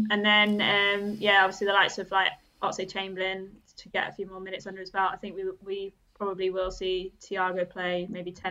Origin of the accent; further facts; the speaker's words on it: Germany; so I grew up in Germany because my dad was in the RAF.